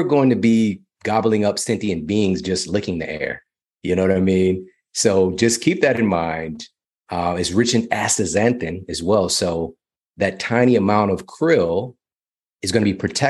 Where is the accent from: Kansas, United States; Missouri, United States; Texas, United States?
Missouri, United States; Ferguson; I'm from Ferguson, Missouri.